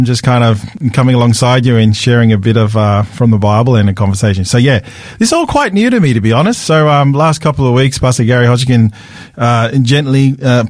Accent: Sydney, New South Wales, Australia; accent: Australian; I grew up in Australia, so born and raised in Sydney, Australia. So I have a very strong Australian accent

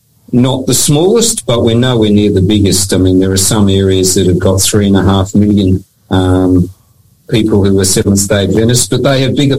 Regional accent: Papua New Guinea; I grew up in Papua New Guinea. I've worked in Fiji. As I said, I've got New Zealand heritage. So I am a person of the Pacific

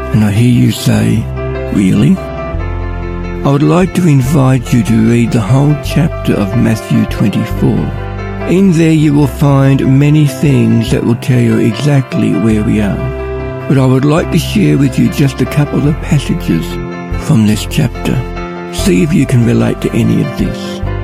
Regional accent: Ballarat, Victoria, Australia; I'm from Ballarat.

